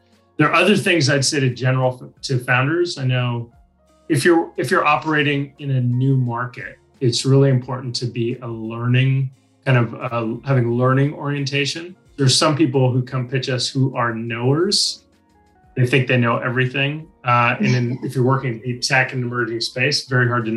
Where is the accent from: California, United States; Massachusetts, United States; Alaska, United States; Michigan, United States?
California, United States; San Francisco Bay Area; moved away as an adult; now in Australia; I'm originally from the San Francisco Bay Area, relocated to Australia about 25 years ago